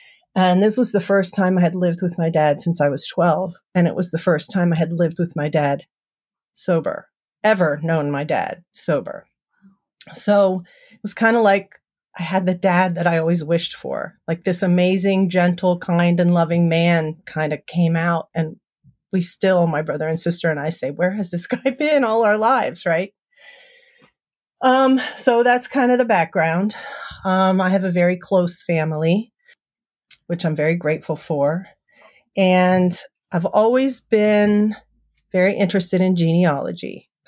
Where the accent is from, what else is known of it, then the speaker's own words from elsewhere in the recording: East Coast, United States; I grew up on the East Coast. I have one younger brother and one younger sister. I grew up in a pretty average 1970s family.